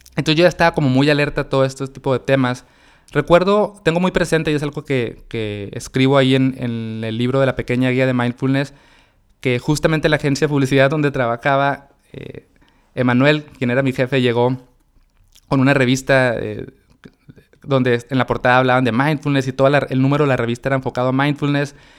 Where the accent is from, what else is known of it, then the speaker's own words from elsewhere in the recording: Mexicali, Baja California, Mexico; moved away as an adult; now in Monterrey, Mexico; yo soy de Mexicali, mi esposa es de Monterrey y yo me vine a vivir acá para, estar con ella